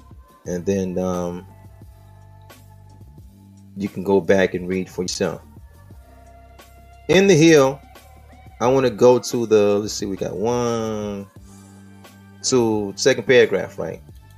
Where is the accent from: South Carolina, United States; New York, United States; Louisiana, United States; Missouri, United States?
South Carolina, United States; My home state of South Carolina, 90% and 87%.